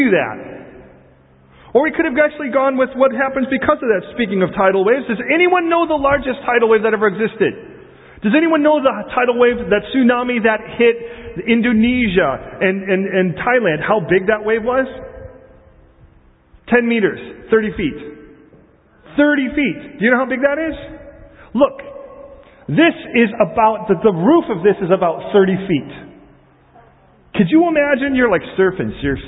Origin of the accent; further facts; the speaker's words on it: Chicago, Illinois, United States; I was raised in Chicago